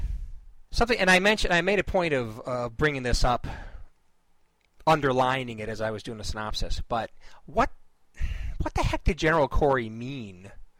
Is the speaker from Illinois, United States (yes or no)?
yes; Chicago, Illinois, United States; moved away; being a Chicagoan originally